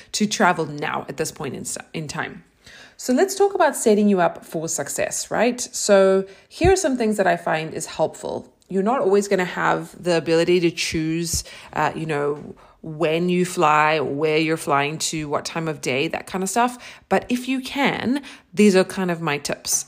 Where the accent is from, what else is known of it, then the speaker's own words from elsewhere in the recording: South Africa; moved away as an adult; also born or lived in New York, United States; now in Austin, United States; I am originally from South Africa. I lived there for twenty-six years. So all of my formative years